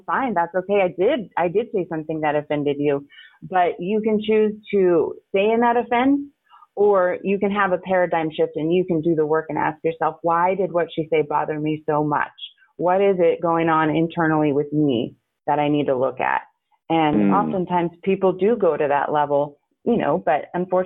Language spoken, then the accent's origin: English; United States; also born or lived in San Antonio, Texas / northern Arizona; my childhood was split in San Antonio and then up in northern Arizona